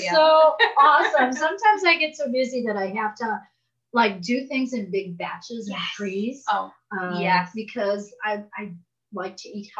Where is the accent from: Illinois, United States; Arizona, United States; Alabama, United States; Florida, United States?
Illinois, United States; Chicago; now in Taos, United States; Because I'm from Chicago, moved to Taos, New Mexico